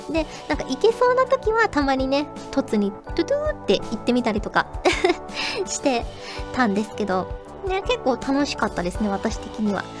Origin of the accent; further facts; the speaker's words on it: Kyushu, Fukuoka, Japan; 生まれも育ちも九州福岡